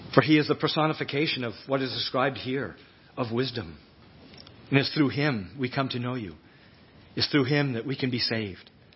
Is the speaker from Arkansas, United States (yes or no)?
no; Fort Kent, Maine, United States; also born or lived in North Shore, Massachusetts; I grew up in Fort Kent